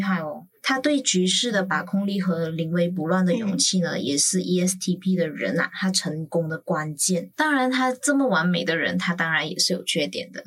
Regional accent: Malaysia; now in Taiwan; 我一个马来西亚人

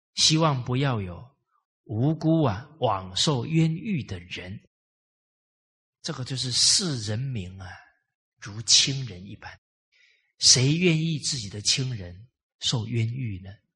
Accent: Malaysia; 给了我们马来西亚华人信心

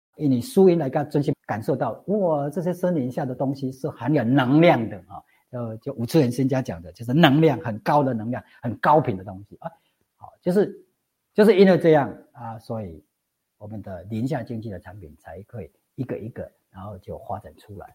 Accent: Zhongpu, Chiayi County, Taiwan; 我老家是中埔乡

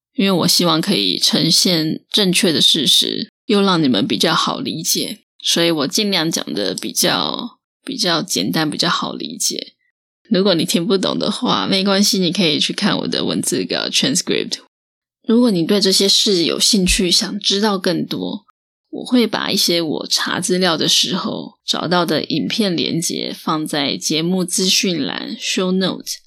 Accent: Taiwan; 我们台湾人

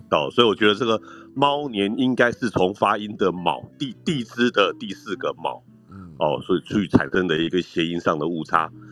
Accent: Penghu County, Taiwan; 因为我自己是澎湖人

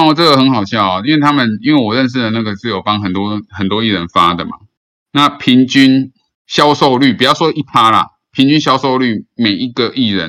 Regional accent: Philippines; 啊，我本身是个菲律宾人，我从来都不知道，我都不过问台湾的事事物哈。

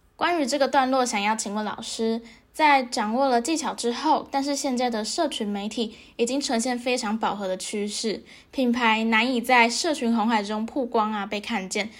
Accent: Kaohsiung, Taiwan; 因为我就是高雄人

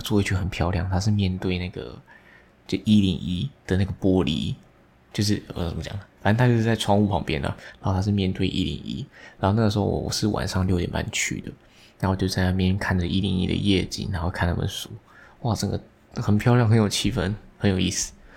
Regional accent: Taiwan; 我们台湾人

